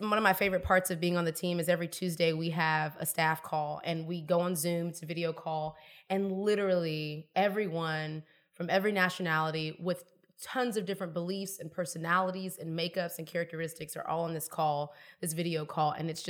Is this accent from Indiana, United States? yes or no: no; Houston, Texas, United States; now in Atlanta, United States; I'm from Houston, Texas.